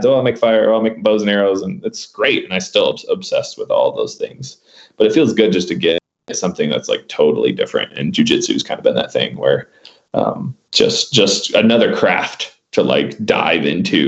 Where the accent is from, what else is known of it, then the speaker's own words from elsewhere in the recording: Michigan, United States; now in Barnardsville, North Carolina, United States; I'm originally from Michigan